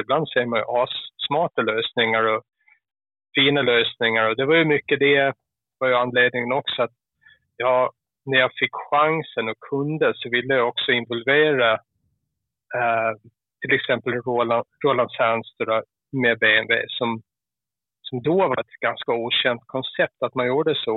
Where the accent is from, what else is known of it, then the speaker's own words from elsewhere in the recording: Gotland, Sweden; accent: Gotlandic; moved away; Jag är ju gotlänning